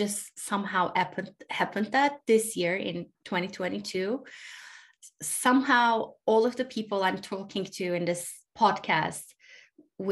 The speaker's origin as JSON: {"language": "English", "country": "Turkey", "tie": "born or raised there", "moved": "yes", "lives_now": "United States", "said": "I grew up in Turkey. I live in the US."}